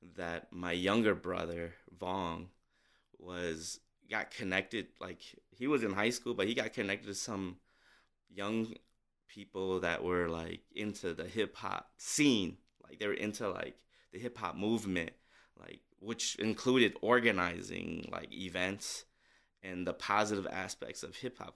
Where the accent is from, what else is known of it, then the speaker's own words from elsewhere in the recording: St. Paul, Minnesota, United States; growing up in Minnesota